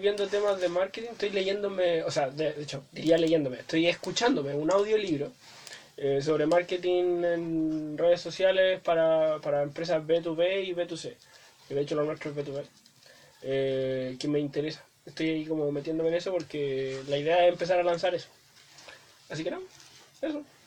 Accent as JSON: {"language": "Spanish", "town": "Viña del Mar", "region": "Valparaíso", "country": "Chile", "tie": "born or raised there", "also_born_or_lived": "Santiago", "said": "vivía en Santiago, eh, porque nací en Santiago, los primeros cuatro años. Y no tengo mucho recuerdo de eso. Eh, me mudé a Viña"}